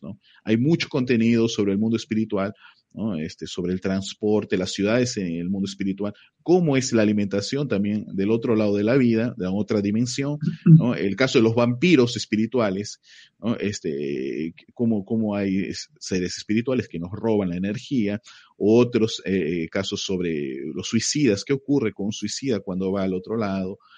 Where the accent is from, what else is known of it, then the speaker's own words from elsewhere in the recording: Peru; moved away as an adult; now in Brazil; yo soy peruano. Eh, yo vivo en Brasil ya 23 años.